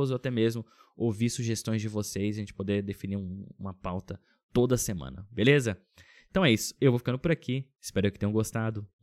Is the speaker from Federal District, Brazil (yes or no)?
yes; Brasília, Federal District, Brazil; now in Finland; Mudei do Brasil. Brasília, que é super seco né? Uma cidade sequíssima